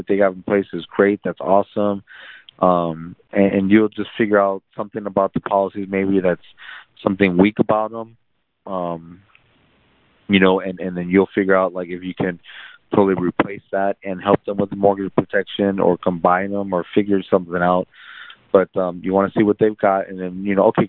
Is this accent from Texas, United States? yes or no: yes; San Antonio, Texas, United States; also born or lived in South Korea / Laredo, Texas; now in McAllen, United States; I grew up in San Antonio. I lived in Laredo